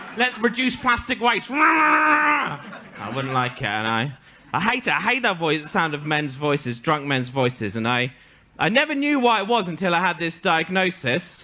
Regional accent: England, United Kingdom; accent: stereotypical English (posh English); my accent is the exact same accent that all the Scottish comedians put on when they want to make fun of English people

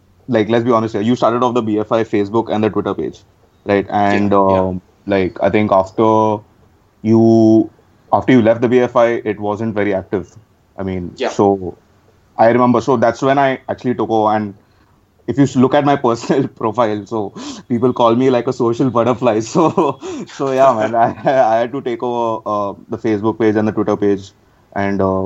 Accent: Mumbai, Maharashtra, India; I'm actually from Mumbai. So I'm based here.

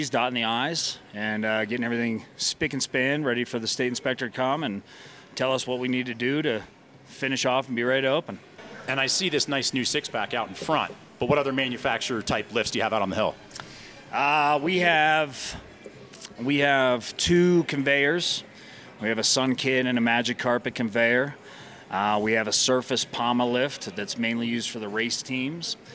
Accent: Evergreen, Colorado, United States; I'm um, from Evergreen, Colorado

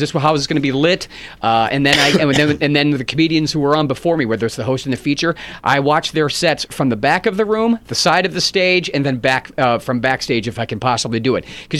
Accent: Pittsburgh, Pennsylvania, United States; It's been a while. I've done some corporate stuff there, but not the clubs. My hometown is great.

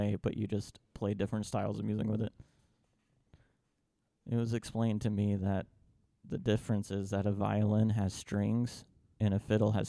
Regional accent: Bristol, United States; I grew up around it because Bristol's very bluegrass

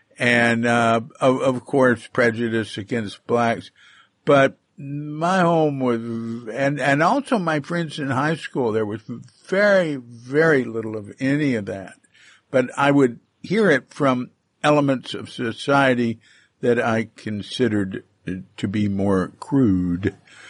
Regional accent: Texas, United States; moved away; I come from Texas, and I didn't, in my home, I didn't experience a lot of prejudice at all.

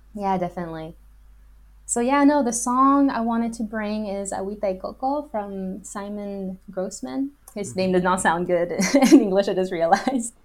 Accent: Los Angeles, California, United States; moved away; I was born in Los Angeles

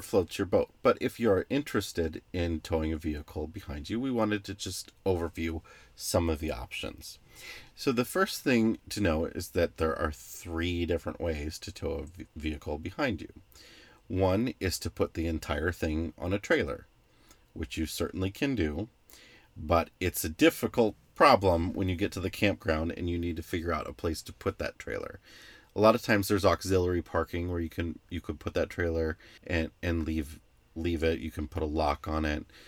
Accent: northwestern Illinois, United States; I grew up water skiing and boating on the Mississippi in an area called the Quad Cities, which is in northwestern Illinois

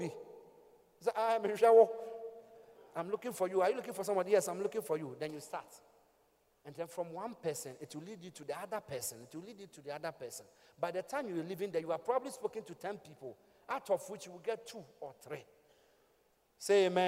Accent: Ghana; From Ghana

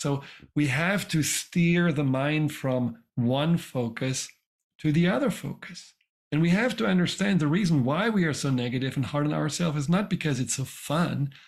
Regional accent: Germany; moved away; I grew up in Germany

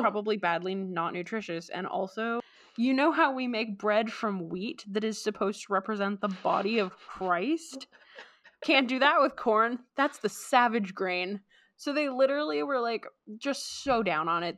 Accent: Vancouver, British Columbia, Canada; we're from Vancouver and it's not, like, a particularly cold area

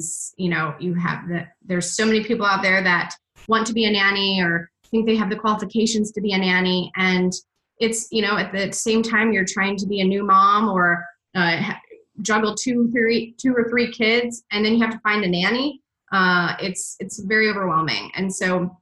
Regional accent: Michigan, United States; also born or lived in Atlanta, Georgia; now in Boston, United States; I grew up in Michigan, and then I was in Atlanta for about 13 years, and then about 3 years ago, I moved to Boston

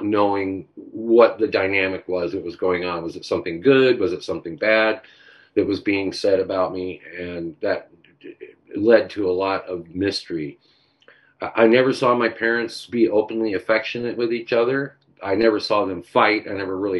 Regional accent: Orange County, California, United States; on my block, where I grew up in Orange County

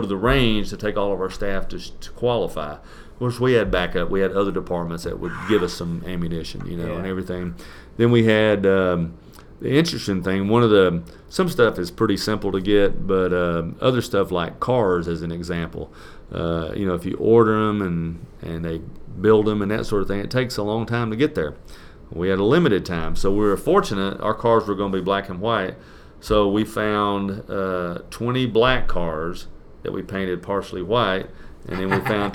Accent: Marietta, Georgia, United States; also born or lived in Atlanta, Georgia; I'm a local guy. I was born in Atlanta at the old St. Joseph's Hospital, which is no longer there, and I lived in downtown for some time, and moved up to Marietta as probably in elementary school

